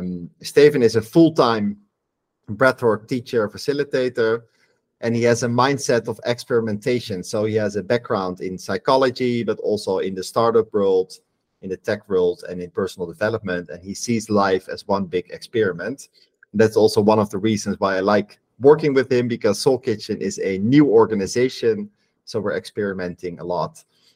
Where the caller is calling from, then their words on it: Rio de Janeiro, Brazil; I'm calling in from Rio de Janeiro in Brazil.